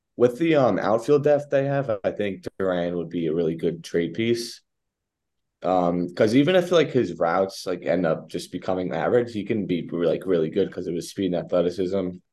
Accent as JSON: {"language": "English", "region": "New York", "country": "United States", "said": "I'm like from New York"}